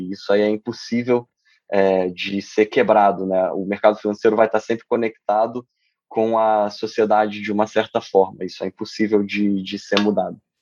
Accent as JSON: {"language": "Portuguese", "country": "Brazil", "also_born_or_lived": "Rio de Janeiro / São Paulo", "moved": "as an adult", "lives_now": "United States", "said": "Assim como muitos brasileiros, eu é, resolvi vir estudar nos Estados Unidos"}